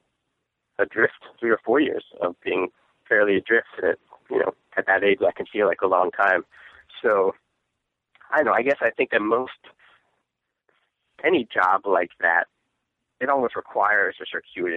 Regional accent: Northern Virginia, United States; moved away as an adult; now in San Francisco, United States; I'm from Northern Virginia, like the suburbs of D.C., just general suburbia.

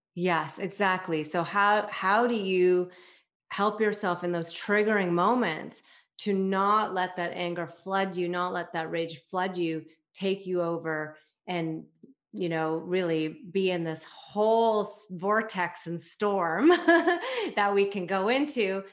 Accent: Toronto, Ontario, Canada; I am from Toronto, Canada

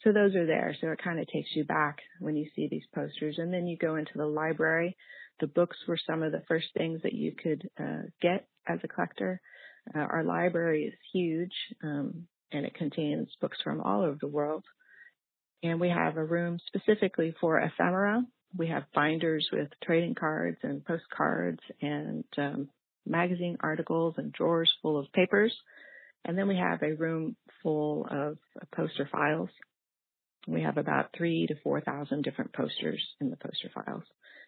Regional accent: Texas, United States; moved away as an adult; I thought it would take 6 months, and I moved here from Texas, which is my home. And that was almost exactly 11 years ago.

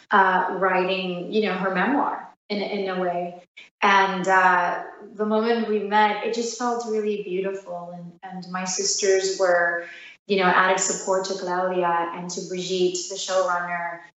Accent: New York, United States; as being daughters of immigrants, even though we're from New York

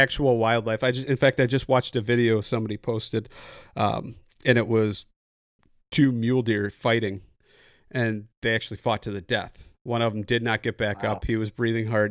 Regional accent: Midwest, United States; coming from the Midwest

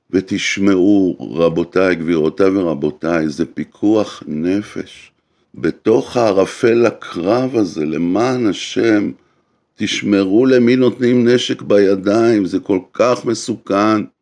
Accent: Israel; מבחינתי זו הייתה התחושה כישראלי

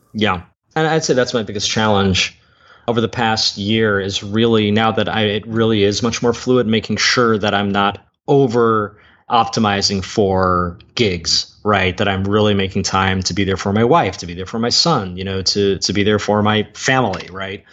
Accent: Columbia, Maryland, United States; now in Media, United States; I was born in Columbia, Maryland

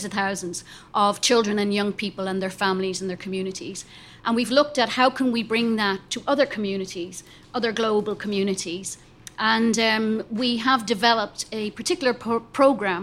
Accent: Ireland; I'm Irish

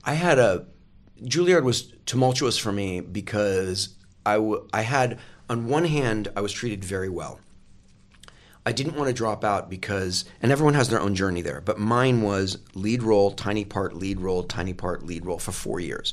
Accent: Oregon, United States; moved away as an adult; also born or lived in England / Eagle Point, Oregon / New York / Los Angeles; I grew up in Oregon, and I lived in England for a while as well.

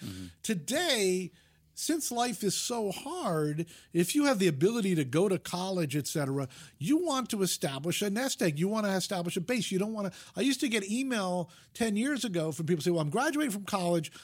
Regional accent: Fairfield, Connecticut, United States; moved away as an adult; also born or lived in Vermont / Utah; now in Los Angeles, United States; I grew up in Fairfield, Connecticut, which is 50 miles from New York City.

